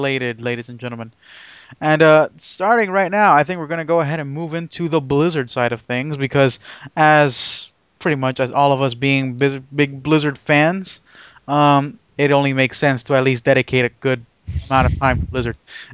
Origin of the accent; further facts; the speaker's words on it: near Anaheim, California, United States; moved away; me going back to my hometown